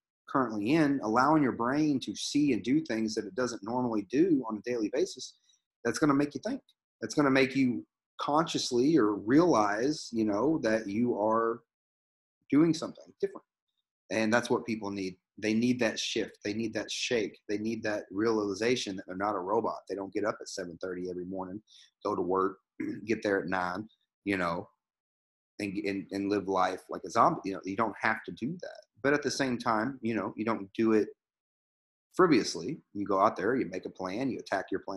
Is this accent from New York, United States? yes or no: no; near Louisville, Kentucky, United States; moved away as an adult; I grew up in Kentucky. I grew up near Louisville.